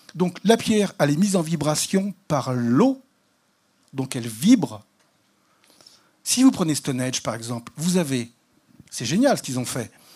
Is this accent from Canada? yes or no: no; the West, western France, France; je suis catholique parce que je suis né dans l'Ouest